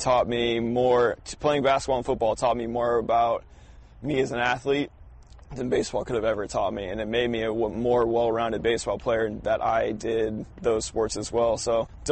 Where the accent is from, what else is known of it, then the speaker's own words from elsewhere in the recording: Illinois, United States; moved away; I grew up in Illinois, so it's a little bit different than Florida.